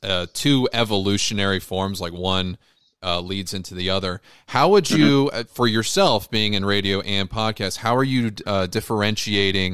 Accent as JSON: {"language": "English", "region": "Ohio", "country": "United States", "moved": "yes", "said": "I'm from Ohio"}